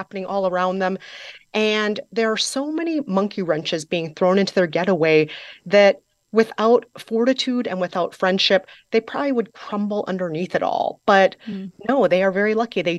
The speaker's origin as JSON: {"language": "English", "region": "Midwest", "country": "United States", "accent": "Midwestern", "said": "I am a Midwestern gal"}